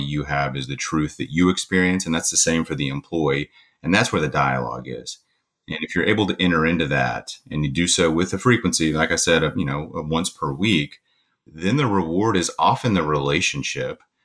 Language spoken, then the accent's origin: English; Eastern Kentucky, United States; I'm from Eastern Kentucky